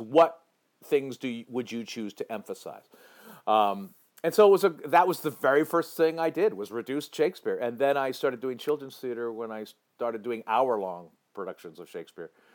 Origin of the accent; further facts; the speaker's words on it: Piedmont, California, United States; also born or lived in San Francisco; I grew up in the East Bay in uh, in in Oakland, in in uh, rough, ragged Oakland, California